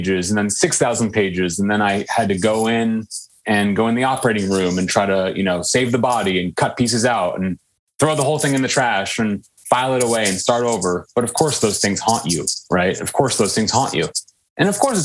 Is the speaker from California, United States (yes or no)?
yes; Menlo Park, California, United States; a lawyer father growing up in the lovely rolling hills of Menlo Park, California